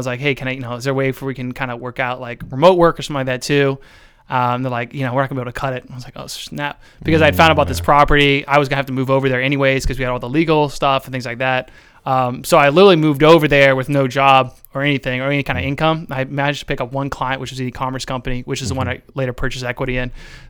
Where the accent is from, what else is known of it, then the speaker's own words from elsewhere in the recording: Ohio, United States; also born or lived in New Jersey / Washington, D.C.; Yeah, from like Lincoln County right here in Central Ohio.